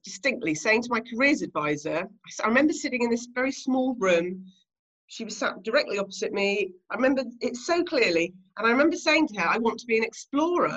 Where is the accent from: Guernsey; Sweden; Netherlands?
Guernsey; I grew up on Alderney, which is one of the Channel Islands.